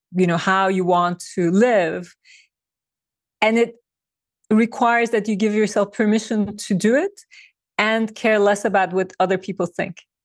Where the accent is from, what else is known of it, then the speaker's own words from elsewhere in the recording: Turkey; moved away as an adult; now in New York, United States; I was born and I grew up in Turkey